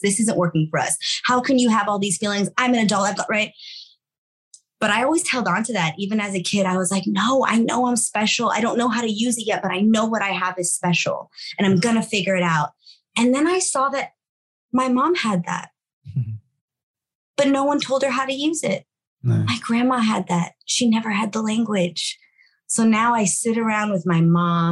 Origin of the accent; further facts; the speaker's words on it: Los Angeles, California, United States; sixth generation here, born and raised in East